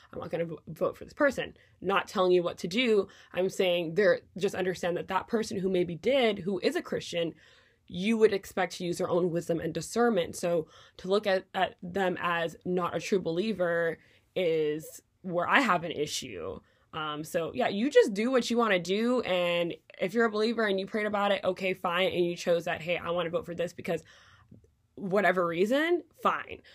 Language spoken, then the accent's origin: English; Quebec, Canada; moved away as an adult; now in United States; Canadian politics, where I grew up